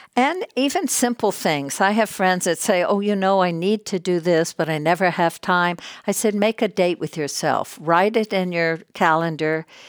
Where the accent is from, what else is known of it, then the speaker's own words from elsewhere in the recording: Texas, United States; moved away as an adult; also born or lived in New York / Hollywood; I grew up in Texas, a, a only child